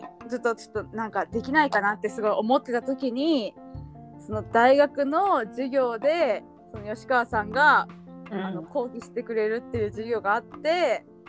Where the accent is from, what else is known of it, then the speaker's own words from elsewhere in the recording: Fukui, Japan; 出身は福井県です